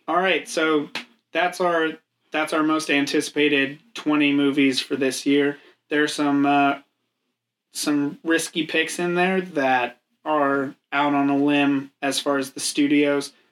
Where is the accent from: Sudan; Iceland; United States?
United States; we're uneducated swine from America